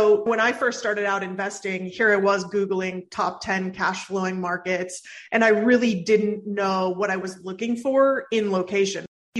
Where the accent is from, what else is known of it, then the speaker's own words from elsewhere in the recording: San Francisco Bay Area, California, United States; also born or lived in San Diego; now in Overland Park, United States; I grew up in the San Francisco Bay Area